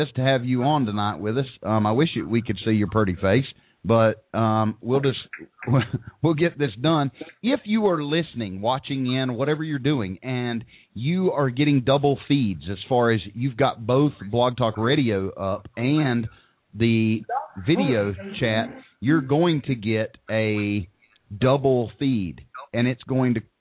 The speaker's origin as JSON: {"language": "English", "region": "Tennessee", "country": "United States", "tie": "born or raised there", "said": "broadcasting live from a motel over in Suburban Tennessee."}